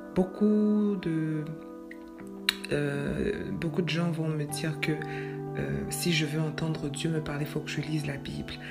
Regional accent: Quebec, Canada; chez nous au Québec

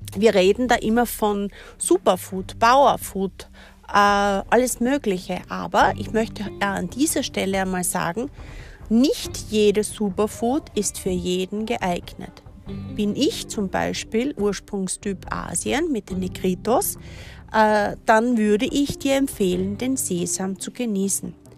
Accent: Austria; bei uns in Österreich

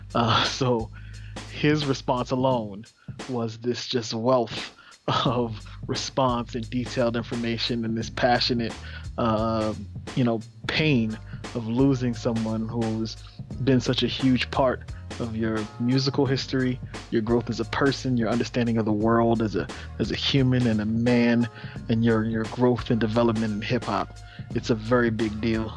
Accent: New York City, New York, United States; growing up in Brownsville

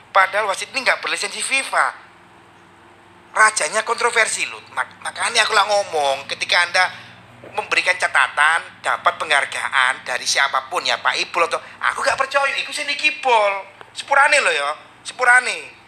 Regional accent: Surabaya, East Java, Indonesia; ini yang di Sukabumi, aku asli Surabaya

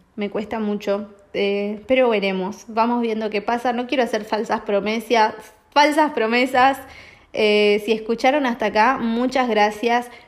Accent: Argentina; moved away; yo no estoy allá, pero yo soy argentina

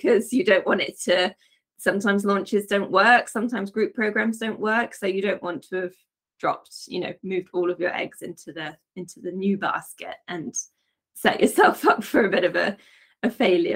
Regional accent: Wiltshire, South West England, United Kingdom; moved away as an adult; also born or lived in Devon; now in France; I was born in Devon, but I sort of grew up in Wiltshire

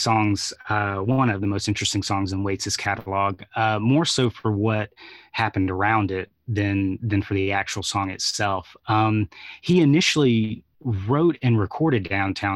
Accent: Atlanta, Georgia, United States; being born and raised in Atlanta

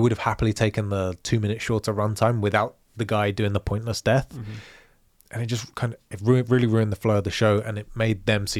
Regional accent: London, United Kingdom; Also, I have no freaking idea because I'm a Londoner.

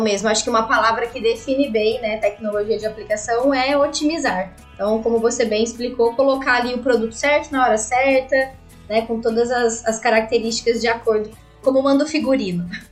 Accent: Barretos, São Paulo, Brazil; sou de Barretos, logo aí.

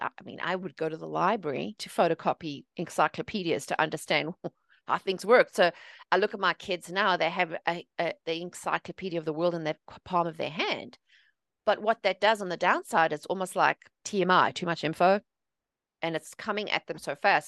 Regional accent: South Africa; moved away as an adult; also born or lived in England; now in United States; I'm originally from South Africa. I was born and raised there.

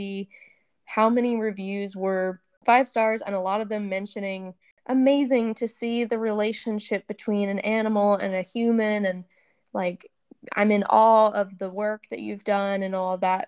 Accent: Middle Tennessee, United States; we grew up in Middle Tennessee where there is not really much water at all

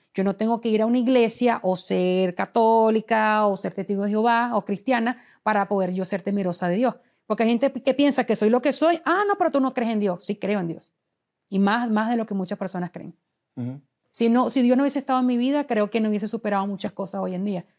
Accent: Venezuela; moved away as an adult; Cuando me fui del país y emigré por primera vez

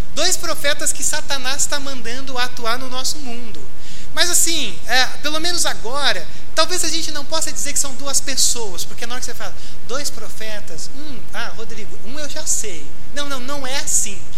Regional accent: Porto Alegre, Rio Grande do Sul, Brazil; now in São Paulo, Brazil; eu sou de Porto Alegre, torço para o Grêmio

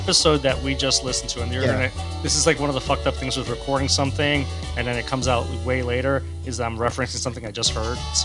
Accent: Miami, Florida, United States; moved away; I'm from Miami

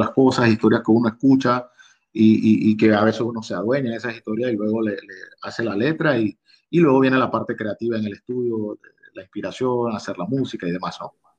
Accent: Costa Abajo, Colón, Panama; yo soy oriundo de la provincia de Colón, específicamente de la Costa Abajo

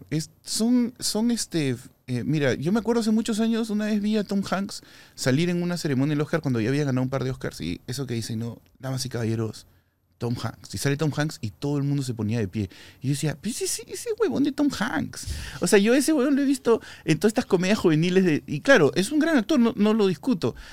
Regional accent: Peru; cuando no me creen que soy peruano, ¿no? A pesar de que soy rojo y blanco como la bandera del Perú

